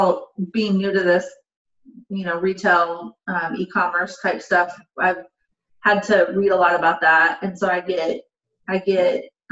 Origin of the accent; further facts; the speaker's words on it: Portland, United States; I'm born and raised in Portland. I've never left Portland